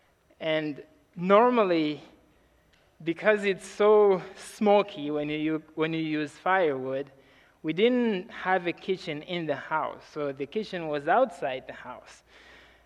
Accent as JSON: {"language": "English", "country": "Mozambique", "said": "I'm from Mozambique, Africa"}